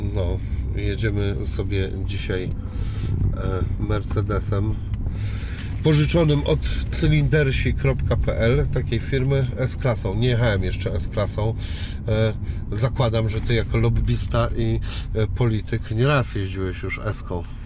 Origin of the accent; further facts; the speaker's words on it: Szczecin, West Pomeranian Voivodeship, Poland; mojego rodzinnego miasta Szczecina